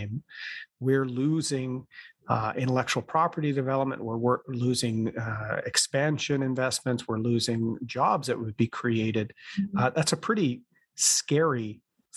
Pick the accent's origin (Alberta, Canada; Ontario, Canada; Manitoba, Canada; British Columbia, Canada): Ontario, Canada; Oshawa; growing up in the Oshawa area, my father working